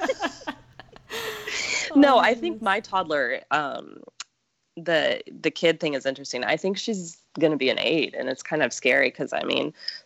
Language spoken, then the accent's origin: English; Midwest, United States; now in San Diego, United States; I am from the Midwest